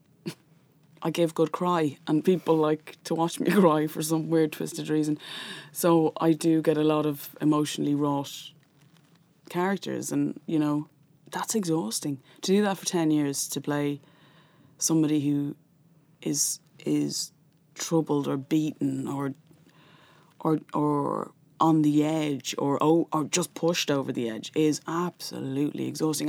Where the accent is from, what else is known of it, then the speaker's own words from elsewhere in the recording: Dublin, Leinster, Ireland; growing up in North Dublin in a household that was atheist.